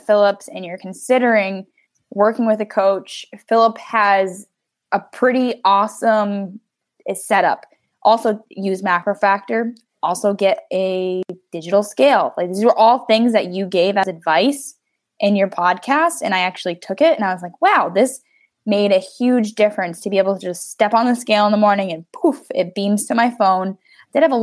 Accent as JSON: {"language": "English", "country": "United States", "said": "I'm an American"}